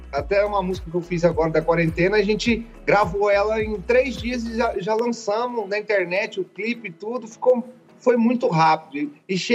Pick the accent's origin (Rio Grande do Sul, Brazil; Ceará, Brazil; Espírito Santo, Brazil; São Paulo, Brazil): Espírito Santo, Brazil; Imburana; now in Goiânia, Brazil; Eu, eu sou do interior do Espírito Santo, chamo Imburana, é, é um distrito de Ecoporanga. E eu vim para Goiânia em 2014 e não deu muito certo, eu acabei voltando para minha cidade.